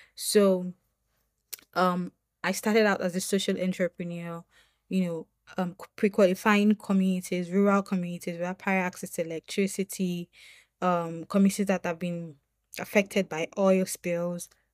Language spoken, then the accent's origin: English; Nigeria; as a Nigerian woman